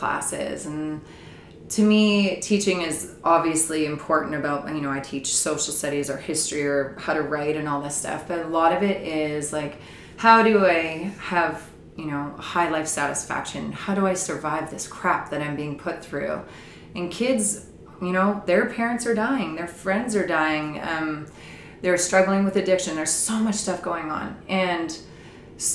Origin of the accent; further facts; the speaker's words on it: Saanich Peninsula, British Columbia, Canada; Derek and I met when we were 14 and we grew up on the Saanich Peninsula